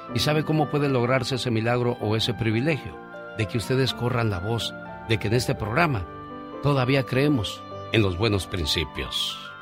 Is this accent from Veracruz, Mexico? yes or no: yes; Veracruz, Mexico; moved away